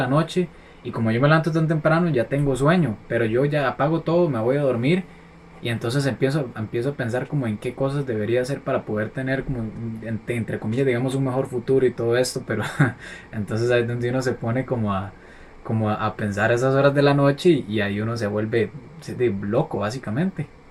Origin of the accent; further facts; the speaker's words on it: Costa Rica; en Costa Rica tenemos como la maña